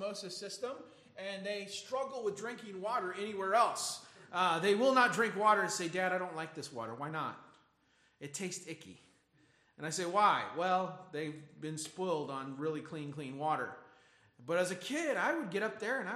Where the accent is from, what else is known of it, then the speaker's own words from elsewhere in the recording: Michigan, United States; growing up in Michigan